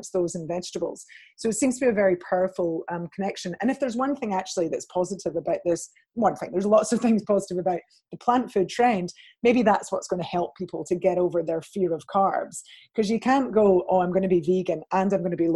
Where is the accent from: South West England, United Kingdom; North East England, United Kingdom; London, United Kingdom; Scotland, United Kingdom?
Scotland, United Kingdom; Scot; being a Scot